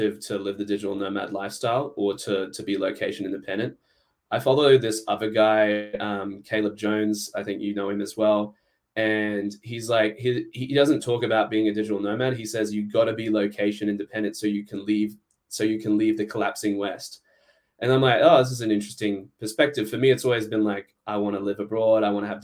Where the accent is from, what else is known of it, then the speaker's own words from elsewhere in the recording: Australia; moved away; I'm Australian